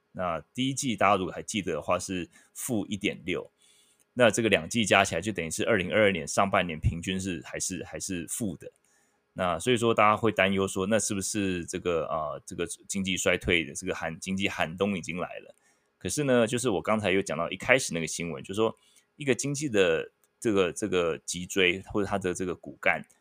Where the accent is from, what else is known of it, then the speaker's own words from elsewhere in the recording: Taiwan; moved away; 我一个台湾人，我，我聊美国经济